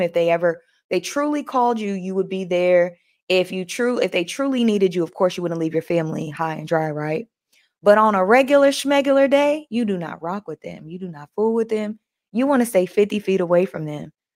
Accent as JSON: {"language": "English", "region": "New York", "country": "United States", "accent": "New York", "said": "That's my New York accent"}